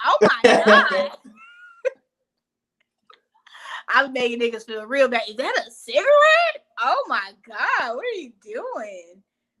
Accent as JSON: {"language": "English", "region": "Arkansas", "country": "United States", "tie": "born or raised there", "also_born_or_lived": "San Diego, California", "said": "I was just born there. I was raised in Arkansas."}